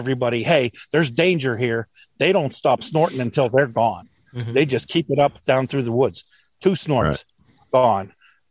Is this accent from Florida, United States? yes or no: no; Pennsylvania, United States; moved away; I'm from Pennsylvania. I grew up in a day when you could go out spotting and see 200 deer